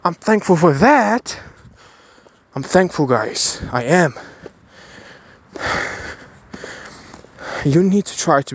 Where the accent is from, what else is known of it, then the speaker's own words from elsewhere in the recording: Kyiv, Ukraine; I was born in Chernobyl. Chernobyl affected zone in Ukraine, in Kiev